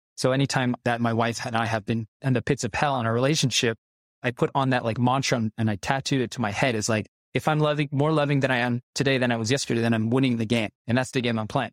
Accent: United States; I grew up in America

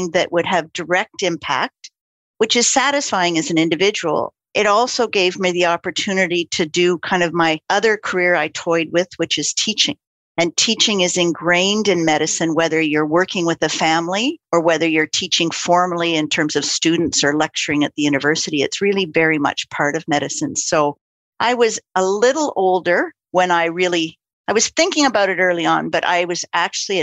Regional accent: Ottawa, Ontario, Canada; also born or lived in Saskatoon; now in Winnipeg, Canada; moved to Ottawa sort of in my grade school years, so grew up mostly in Ottawa

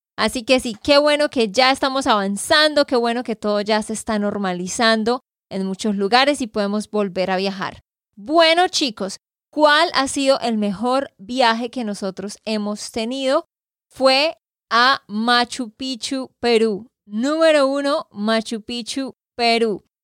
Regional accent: Santander, Colombia; de Santander, Colombia

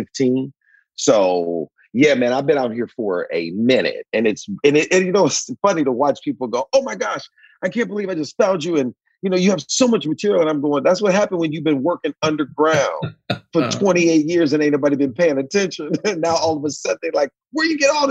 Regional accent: Cleveland, Ohio, United States; moved away; My grandfather owned an asphalt company when I came up in Cleveland

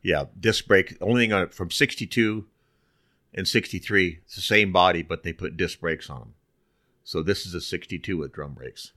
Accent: Burbank, California, United States; growing up in Burbank, North Hollywood

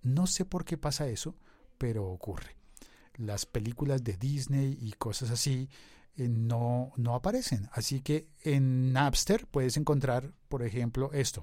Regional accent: Colombia

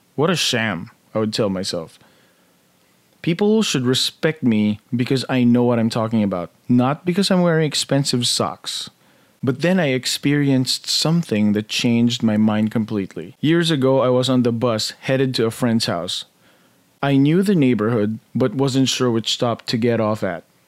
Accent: Philippines; moved away; Growing up in the Philippines, we were a very middle-class family

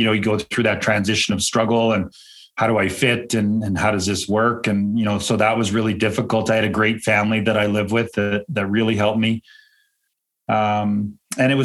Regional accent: Calgary, Alberta, Canada; 52 years old. I grew up in Calgary, Alberta, Canada.

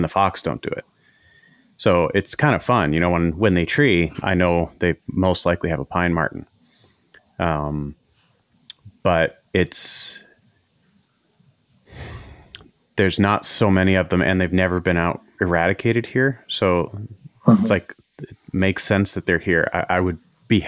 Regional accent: Maine, United States; now in Norway; I grew up in Maine

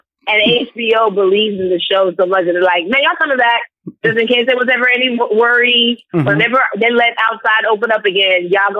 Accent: Nigeria; And because I'm Nigerian, we're so entrepreneurial in our mindset.

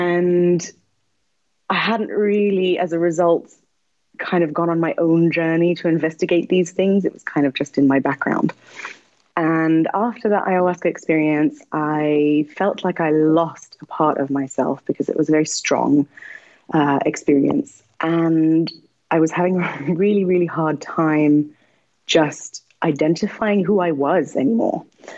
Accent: Nepal; I grew up in Nepal. It's a very spiritual country where people are constantly praying.

